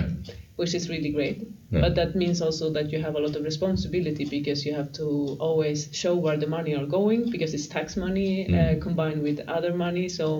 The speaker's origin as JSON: {"language": "English", "town": "Mellerud", "region": "Västra Götaland", "country": "Sweden", "tie": "born or raised there", "said": "My hometown."}